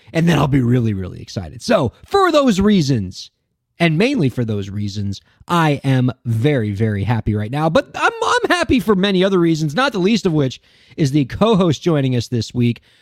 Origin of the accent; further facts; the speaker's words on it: Miami, Florida, United States; a fellow Miamian